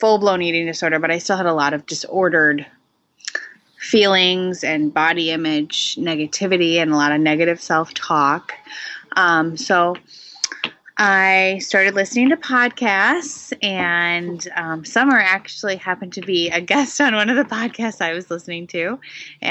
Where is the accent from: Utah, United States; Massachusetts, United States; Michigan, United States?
Michigan, United States; moved away as an adult; now in New Hampshire, United States; I grew up in Michigan originally, in a kind of small town. And now I live in New Hampshire